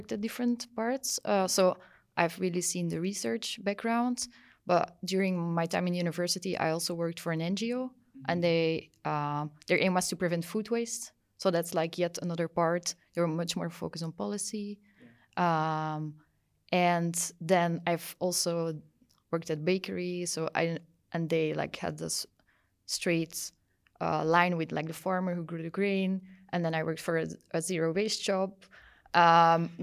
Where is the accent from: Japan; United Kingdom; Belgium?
Belgium; also born or lived in Brussels / Wageningen, Netherlands; I'm from Belgium. I live in Brussels